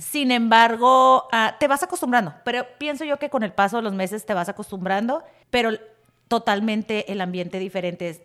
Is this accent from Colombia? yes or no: no; Tijuana, Baja California, Mexico; moved away as an adult; now in San Diego, United States; nací en Tijuana, 100% tijuanera toda mi vida